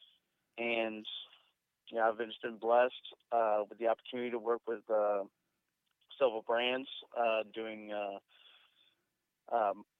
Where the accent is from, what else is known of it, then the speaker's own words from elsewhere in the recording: Houston, Texas, United States; now in Thailand; I'm from Houston, Texas. I live in Thailand